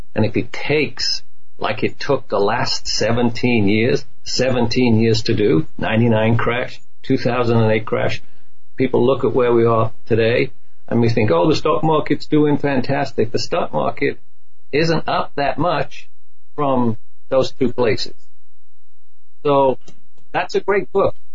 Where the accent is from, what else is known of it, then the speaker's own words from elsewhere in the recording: United Kingdom; now in United States; I'm a proud American British. You know, I'm joined. I mean, I love my home country, the old country